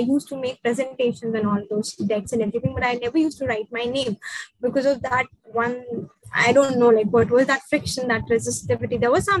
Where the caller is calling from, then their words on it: India; like I am speaking from India